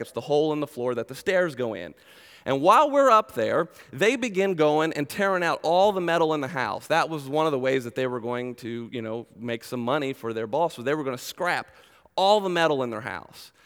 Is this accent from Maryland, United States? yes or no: yes; Glen Burnie, Maryland, United States; now in Macedonia, Ohio, United States; originally I was born and raised in Glen Burnie, Maryland, just south of Baltimore, so I'm a Maryland boy